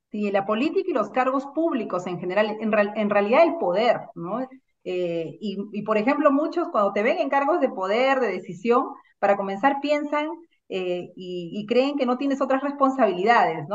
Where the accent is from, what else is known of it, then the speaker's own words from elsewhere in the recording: Lima, Peru; also born or lived in Ancash, Peru; Yo soy eh, natural de Ancash, he nacido allá, he vivido toda mi infancia allá y vine a Lima eh, a los seis años a estudiar a un barrio como Caraballo